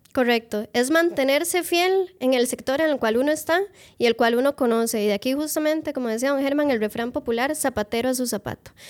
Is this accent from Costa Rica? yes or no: yes; Moravia, San José, Costa Rica; yo soy de Moravia y Moravia no es lo que era antes